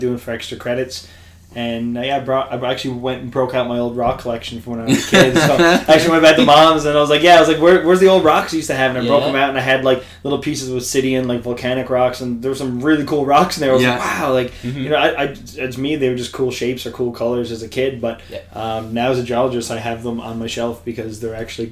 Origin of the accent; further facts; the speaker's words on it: St. John's, Newfoundland and Labrador, Canada; I was born and bred in St. John's, Newfoundland.